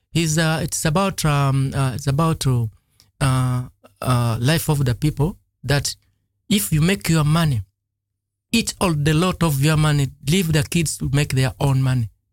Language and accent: English; Lugazi, Central Region, Uganda; moved away; I grew up in a, in a village that was uh, not in Kampala exactly Mm-hmm. The place was called Lugazi